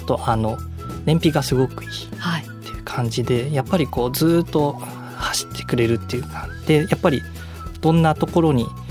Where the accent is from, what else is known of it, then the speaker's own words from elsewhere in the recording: Kurashiki, Okayama, Japan; moved away; also born or lived in Tokyo; あの地元が倉敷で、はい、岡山県の倉敷市で